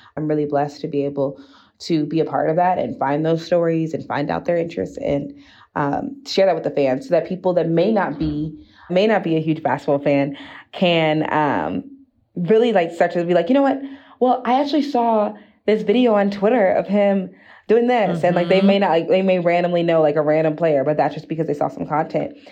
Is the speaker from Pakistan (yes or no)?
no; East Coast, United States; now in Utah, United States; I'm from the East Coast.